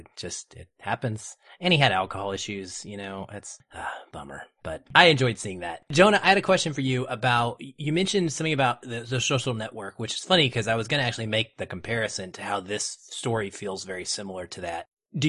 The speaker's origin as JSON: {"language": "English", "region": "Arkansas", "country": "United States", "moved": "yes", "said": "we are both from Arkansas originally."}